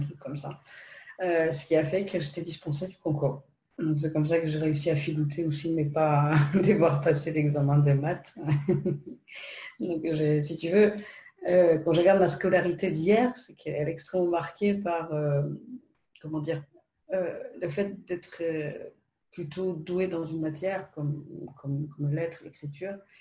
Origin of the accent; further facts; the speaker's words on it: Poland; French is a second language; moved away as an adult; now in France; moi, je, ne suis pas française. je suis polonaise d'origine je suis arrivée en France euh, lorsque j'avais 19 ans